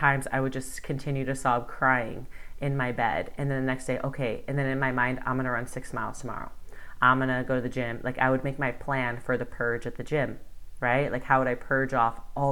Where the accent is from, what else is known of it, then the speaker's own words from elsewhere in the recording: Bakersfield, California, United States; moved away as an adult; also born or lived in Los Angeles / Spain; my hometown of Bakersfield